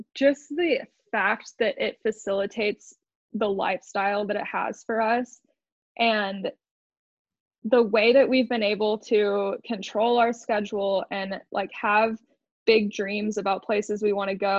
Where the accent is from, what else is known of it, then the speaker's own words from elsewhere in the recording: Austin, Texas, United States; now in Moab, United States; I grew up in Austin, Texas